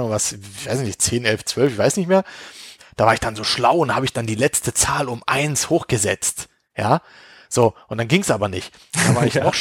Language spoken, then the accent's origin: German; Berlin, Germany; Also ich kann mich auf jeden Fall auch dran erinnern, Phobis, also ich komme ja aus Berlin und da gibt's, da gab's halt Phobis und Escom.